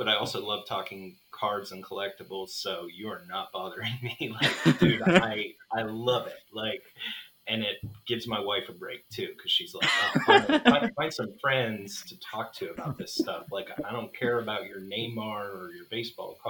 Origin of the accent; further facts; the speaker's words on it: Midwest, United States; moved away as an adult; now in San Diego, United States; originally raised in the Midwest